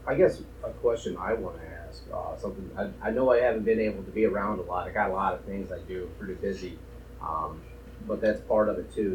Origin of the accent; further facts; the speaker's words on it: Arkansas, United States; moved away; I grew up in Arkansas